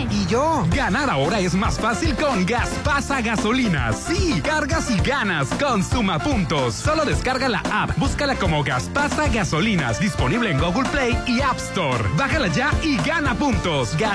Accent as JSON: {"language": "Spanish", "town": "Tijuana", "region": "Baja California", "country": "Mexico", "lives_now": "Mazatlán, Mexico", "said": "Soy Exafán de Tijuana, estoy en Mazatlán."}